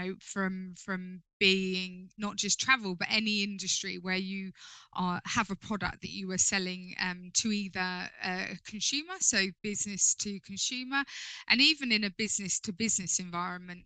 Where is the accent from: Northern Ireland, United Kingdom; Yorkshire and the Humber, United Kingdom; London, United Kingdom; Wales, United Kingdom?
London, United Kingdom; moved away as an adult; now in Sussex, United Kingdom; As a Londoner myself, I feel like I come, even though I live down in Sussex now, I feel like I come home to London